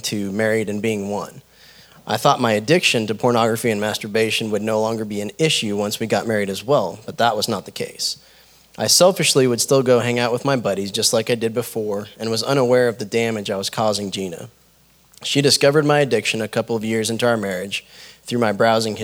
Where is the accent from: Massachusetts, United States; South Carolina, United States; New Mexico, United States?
New Mexico, United States; My early childhood was spent growing up in New Mexico and was fairly carefree.